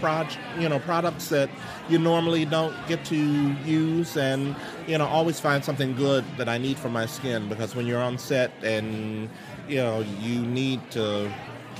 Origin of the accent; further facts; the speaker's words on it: Chicago, Illinois, United States; moved away; Born and raised in Chicago.